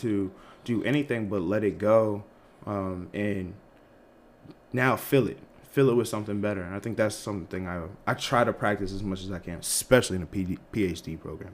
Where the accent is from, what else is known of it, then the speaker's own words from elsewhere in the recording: Malden, Massachusetts, United States; moved away as an adult; also born or lived in Lexington, Kentucky; I am from Malden, Massachusetts, like outside of Boston. Undergrad, I went to University of Kentucky because, you know, growing up in around the Boston area